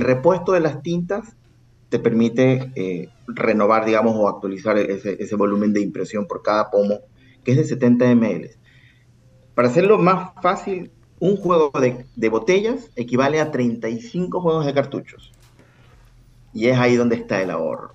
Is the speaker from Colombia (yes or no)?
no; Ecuador; also born or lived in Guayaquil; soy ecuatoriano, tengo base en Ecuador